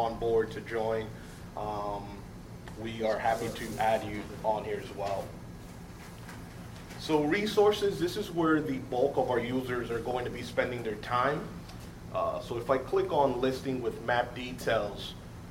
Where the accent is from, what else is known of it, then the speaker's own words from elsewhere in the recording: New York City, New York, United States; I was born and raised in Harlem